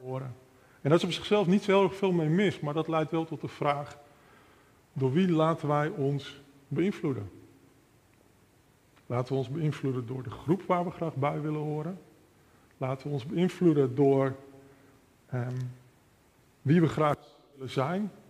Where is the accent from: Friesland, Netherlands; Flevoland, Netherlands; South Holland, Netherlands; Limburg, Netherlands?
Flevoland, Netherlands; Almere; also born or lived in Amsterdam; ik ben geboren in Amsterdam, opgegroeid in de Flevolpolder in Almere.